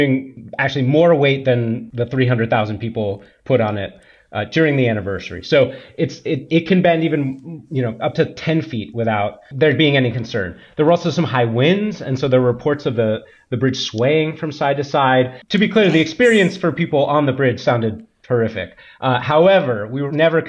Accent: Berkeley, California, United States; also born or lived in San Francisco; I grew up in Berkeley, and well, between Berkeley and San Francisco

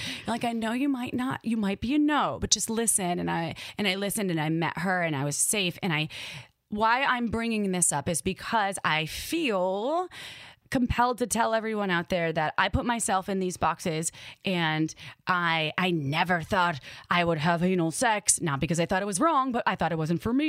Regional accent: Midwest, United States; accent: Midwest; in my brain, my Midwest accent came out

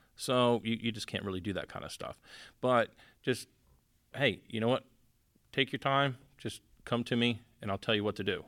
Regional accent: Miami, Tampa, Florida, United States; now in Naples, United States; I was born in Miami and, uh, grew up, you know, fishing Tampa, Naples, and stuff like

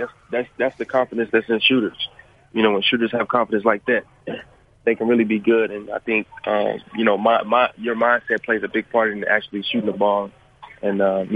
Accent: Roanoke, Virginia, United States; I'm from Virginia, Roanoke, Virginia. It's a smaller town in Virginia.

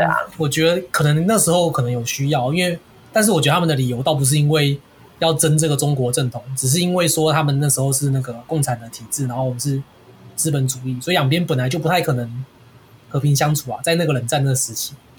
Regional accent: Taiwan; 我是台湾人，所以不是中国人

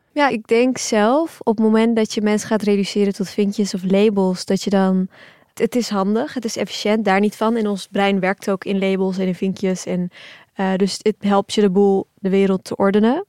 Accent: Turkey; now in Netherlands; we zijn allemaal geboren in Turkije, mijn ouders en ik zelf

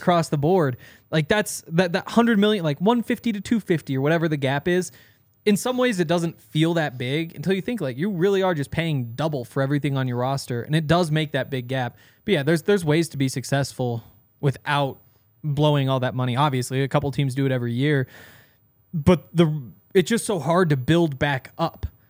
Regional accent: Montana, United States; I'm from Montana

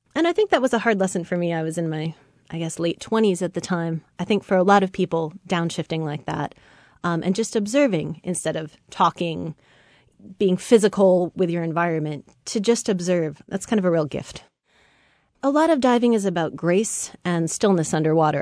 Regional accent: Samish Island, Washington, United States; now in Seattle, United States; I grew up on Samish Island, north of Seattle

